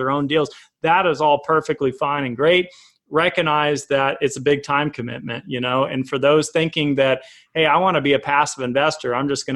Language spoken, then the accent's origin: English; Colorado, United States; also born or lived in Tulsa, Oklahoma; I was born in Tulsa. We'll start there when, you know, up to 4 years old. Came into Colorado